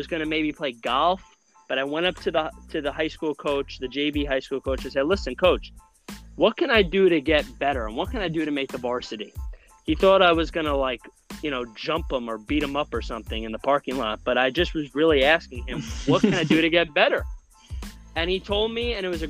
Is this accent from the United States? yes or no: yes; New Rochelle, New York, United States; I am a New Rochelle, New York native